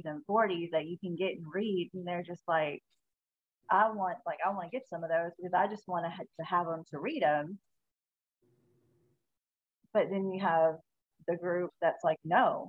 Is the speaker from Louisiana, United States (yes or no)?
yes; South Louisiana, United States; I'm from South Louisiana.